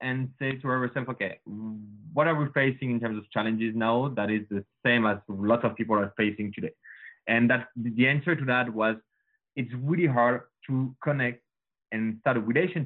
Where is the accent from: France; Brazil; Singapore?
France; Paris, Île-de-France; accent: French; English is a second language; moved away as an adult; now in Canada; as you can hear with my accent, guys, I'm French. So sure. Born and raised in Paris.